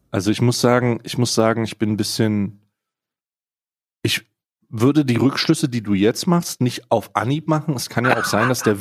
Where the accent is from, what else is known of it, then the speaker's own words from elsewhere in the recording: East Germany, Germany; born there; als gebürtiger Ostdeutscher habe ja immer, habe ja immer ein bisschen Angst